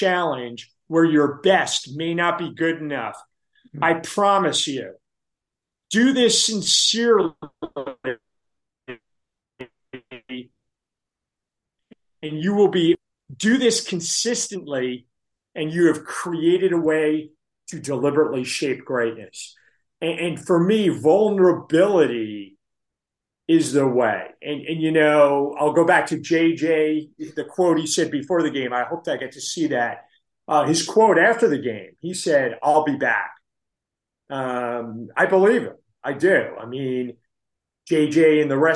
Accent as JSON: {"language": "English", "region": "New Jersey", "country": "United States", "said": "I'm from New Jersey"}